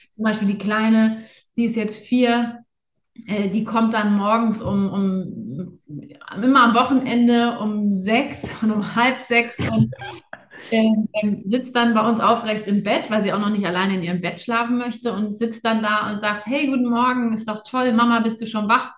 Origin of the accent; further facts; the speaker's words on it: Buchholz in der Nordheide, Lower Saxony, Germany; ich bin ja in Buchholz in der Nordheide äh, groß geworden